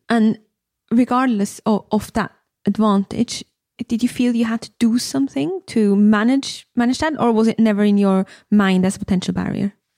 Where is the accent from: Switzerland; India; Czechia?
Switzerland; now in United Kingdom; I'm from Switzerland